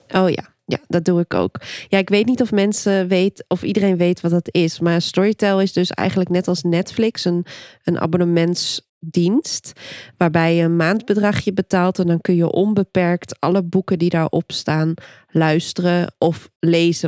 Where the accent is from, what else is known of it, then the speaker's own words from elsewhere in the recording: Dokkum, Friesland, Netherlands; Ik kom uit Dokkum, Noordoost-Friesland.